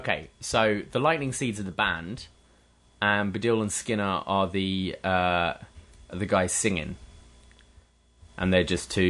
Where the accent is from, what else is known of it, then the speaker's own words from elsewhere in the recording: England, United Kingdom; moved away as an adult; now in Canada; we're allowed to be patriotic about being English.